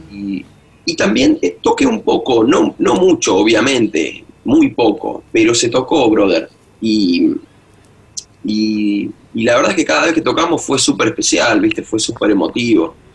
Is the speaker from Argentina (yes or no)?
yes; Argentina; moved away as an adult; also born or lived in Boston; estaba en Argentina